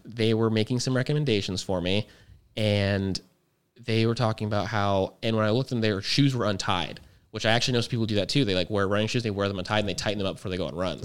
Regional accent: Fort Huachuca, Arizona, United States; I grew up in Fort Huachuca, which is very high altitude.

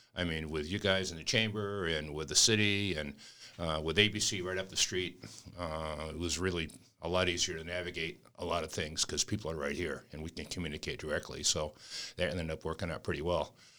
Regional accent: New England, United States; moved away; I'm from New England

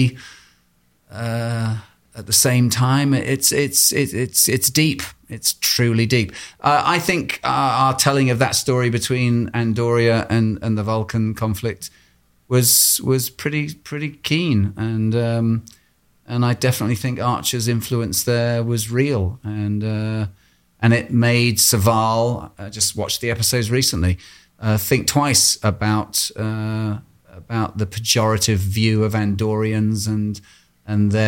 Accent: England, United Kingdom; I grew up in England at a time when we were being bombed quite regularly by the IRA

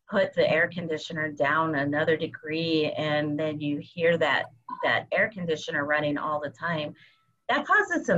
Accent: Arizona, United States; I'm from the Basquiaki tribe in Arizona

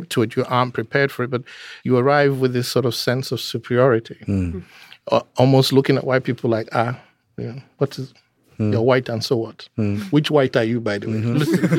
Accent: Nigeria; And so, like, growing up in Nigeria, with being biracial, my mother was a white Englishwoman.

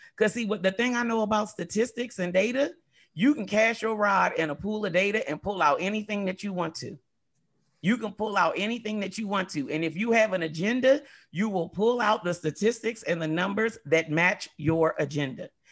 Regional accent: United States; growing up in America

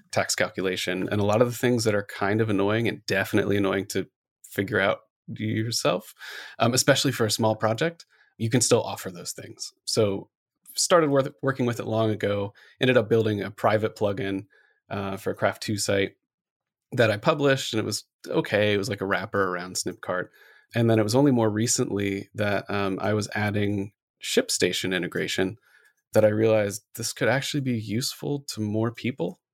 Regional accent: Gahanna, Ohio, United States; moved away as an adult; also born or lived in upstate New York; now in Seattle, United States; I grew up in Gahanna

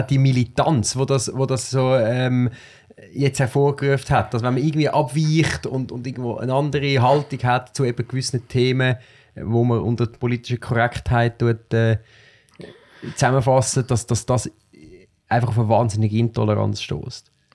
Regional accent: Switzerland; ich bin in einer Agglomerationsgemeinde aufgewachsen, wo ähm, in der Schule äh, sehr viele Kinder mit Migrationshintergrund äh, sind

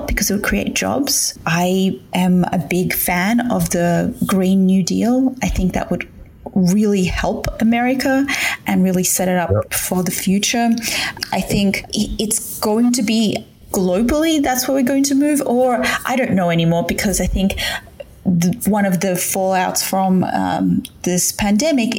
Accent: Australia; moved away as an adult; also born or lived in New York City, United States / Athens, Ohio, United States; as an Australian citizen

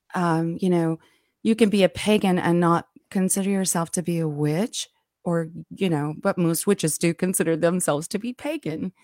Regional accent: Alabama, United States; I grew up down here in Alabama

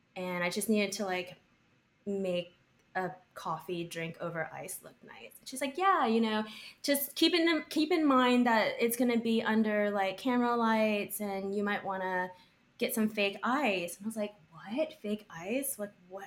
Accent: Texas, United States; moved away as an adult; also born or lived in Austin; now in New York, United States; growing up in Texas

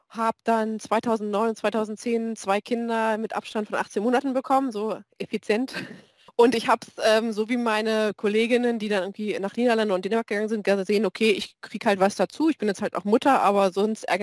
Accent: East Germany, Germany; ich komme aus dem Osten, da ist das halt mit Grippe.

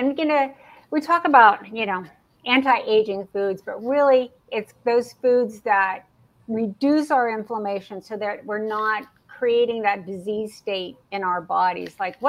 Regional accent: Pennsylvania, United States; I grew up in Pennsylvania

